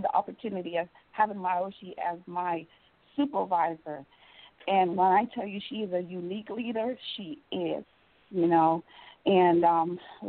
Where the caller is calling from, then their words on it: Richmond, North Carolina, United States; I'm calling from Richmond, North Carolina.